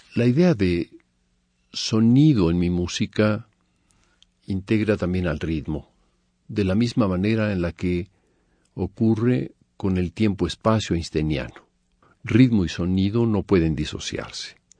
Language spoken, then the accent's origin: Spanish; Mexico; moved away as an adult; also born or lived in Paris / Germany; Nací en México en 1943, hijo de exiliados españoles que vinieron al perder la República Española. Estudié en México con Carlos del Castillo al piano a los 10 años